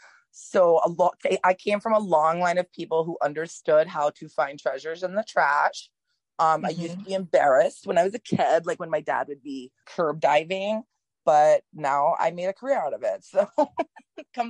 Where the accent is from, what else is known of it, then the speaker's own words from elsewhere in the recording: New Orleans and Mississippi, the coastal South, United States; I'm from the South originally. I was born in Mississippi and I grew up in like the coastal South, like New Orleans and Mississippi.